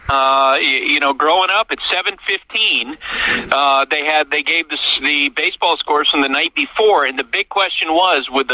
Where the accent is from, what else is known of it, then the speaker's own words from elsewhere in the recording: Central Vermont, United States; I grew up in Central Vermont.